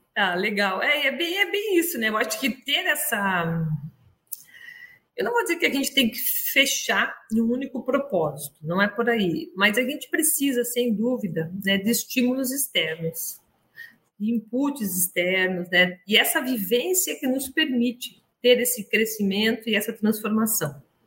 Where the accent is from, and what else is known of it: Brazil; also born or lived in Montpellier, France